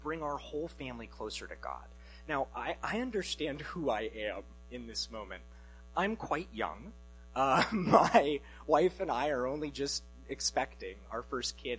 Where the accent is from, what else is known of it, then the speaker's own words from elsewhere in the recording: Alaska, United States; moved away as an adult; now in Washington, United States; I'm from Alaska originally, but I came to college here in Washington, and since then my parents and I have not lived in the same state